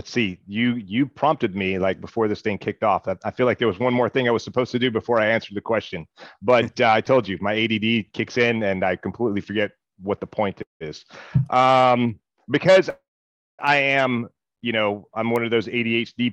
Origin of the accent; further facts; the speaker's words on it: Mississippi, United States; I'm from Mississippi